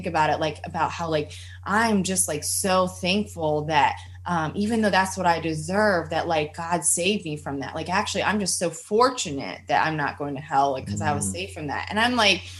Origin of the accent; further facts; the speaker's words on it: United States; I'm growing up in America